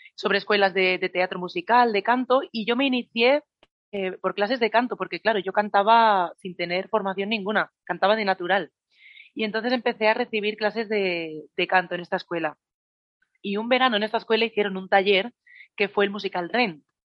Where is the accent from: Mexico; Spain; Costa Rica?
Spain; Badalona, Catalonia; en la farmacia del hospital de Badalona, que es de donde soy yo